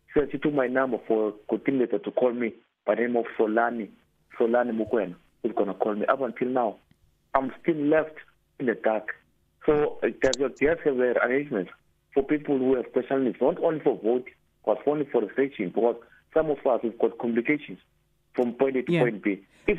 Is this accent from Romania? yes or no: no; Eastern Cape, South Africa; I'm from Eastern Cape, as you stated